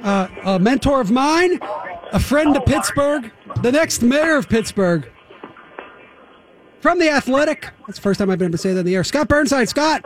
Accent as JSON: {"language": "English", "town": "Toronto", "region": "Ontario", "country": "Canada", "said": "I'm from Toronto."}